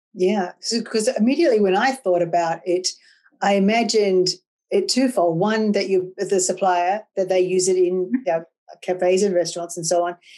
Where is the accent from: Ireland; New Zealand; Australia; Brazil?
Australia; I'm Australian, and I was brought up drinking tea.